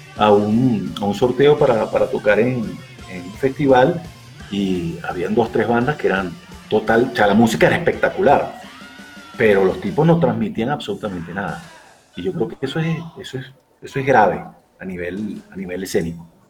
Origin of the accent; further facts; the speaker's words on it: Venezuela; accent: Venezuelan; moved away as an adult; now in Bogotá, Colombia; como se habrá podido dar cuenta por mi acento, aunque tengo tres años aquí en Colombia, soy venezolano